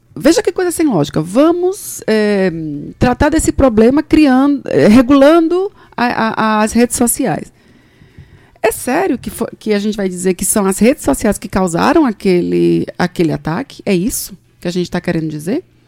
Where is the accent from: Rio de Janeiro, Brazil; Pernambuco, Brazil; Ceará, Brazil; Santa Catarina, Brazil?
Pernambuco, Brazil; Recife; moved away as an adult; now in João Pessoa, Brazil; eu eu sou nasci em Recife, sou pernambucana, mas meu pai é de Cajazeiras, na Paraíba